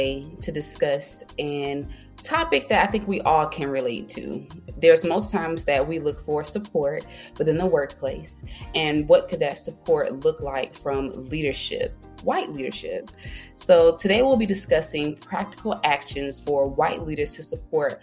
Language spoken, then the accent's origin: English; Monroeville, Alabama, United States; I am from a small town called Monroeville, Alabama